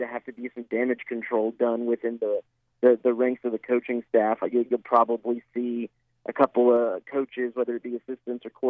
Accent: Dallas, Texas, United States; moved away; I'm from Dallas, so I get to go back and see my family and some friends every year

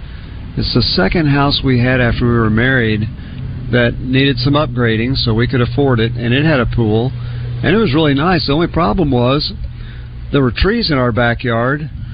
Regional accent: Oklahoma City, Oklahoma, United States; I grew up in Oklahoma City

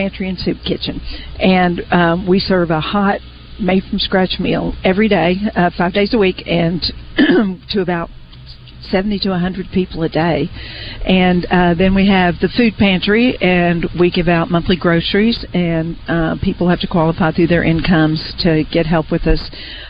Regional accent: Little Rock, Arkansas, United States; now in Pine Bluff, United States; I've lived here off and on for 30 years, but I'm originally from Little Rock.

